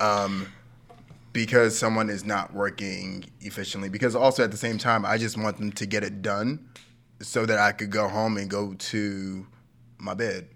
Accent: New York City, New York, United States; I was, like, ten years old, Brooklyn, nineteen nineties

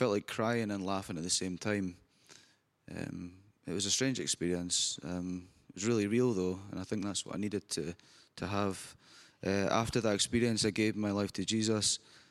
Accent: Scotland, United Kingdom; I'm from Scotland

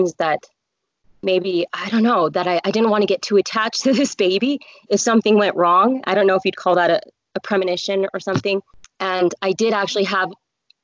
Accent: Colorado, United States; moved away as an adult; now in Utah, United States; I grew up in Colorado

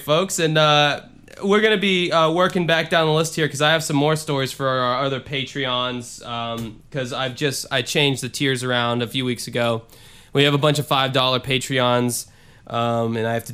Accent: the South, United States; I'm from the South, so sometimes they want me to call Mr. and Mrs. and yes, ma'am

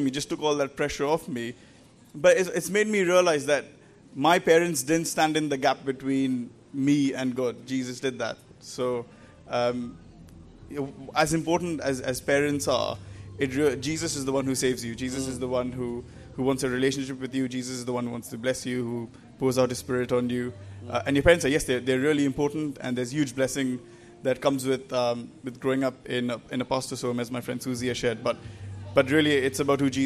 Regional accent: India; accent: Indian; moved away as an adult; now in England; I grew up in India and moved to England about 10 years ago now, so that's why I speak with my still Indian accent.

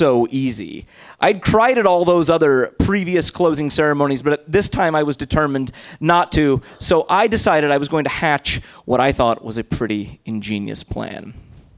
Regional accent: Indiana, United States; I grew up in Indiana

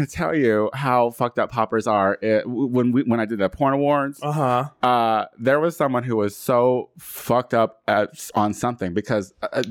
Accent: Midwestern Illinois, United States; now in Los Angeles, United States; a country faggot growing up in Midwestern Illinois.

